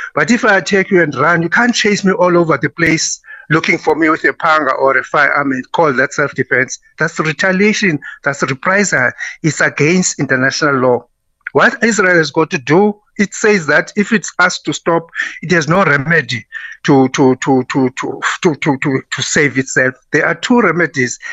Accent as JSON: {"language": "English", "country": "South Africa", "tie": "born or raised there", "said": "I'm proud of being a South African"}